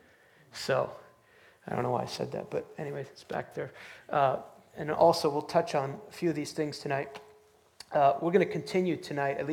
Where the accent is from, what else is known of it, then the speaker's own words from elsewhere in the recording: outside New York City, United States; I grew up outside New York City